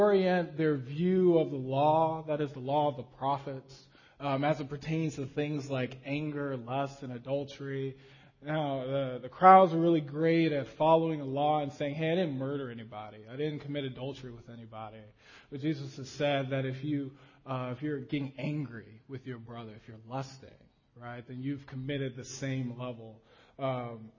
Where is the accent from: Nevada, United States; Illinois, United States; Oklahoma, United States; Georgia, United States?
Nevada, United States; Las Vegas; as a kid growing up in Las Vegas